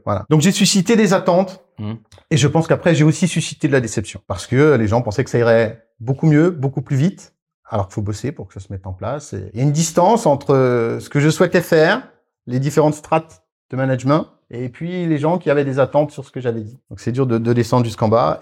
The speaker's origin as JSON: {"language": "French", "area": "Alsace", "region": "Grand Est", "country": "France", "said": "je suis alsacien"}